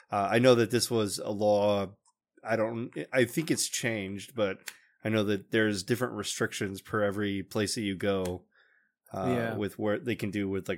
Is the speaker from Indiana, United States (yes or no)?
yes; Noblesville, Indiana, United States; I think my Twitter, it tells you I'm from Noblesville.